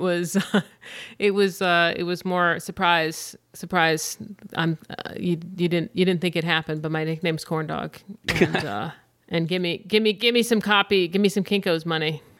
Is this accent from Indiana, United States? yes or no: no; Grantsburg, Wisconsin, United States; moved away as an adult; also born or lived in Orange County, California / Los Angeles; I am actually from northwestern Wisconsin, and I'm from Grantsburg, Wisconsin. That's where I went to high school.